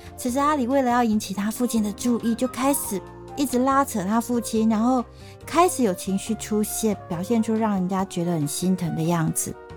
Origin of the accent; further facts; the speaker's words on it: Taiwan; accent: Taiwanese Mandarin; 所以我现在常讲话为台湾国语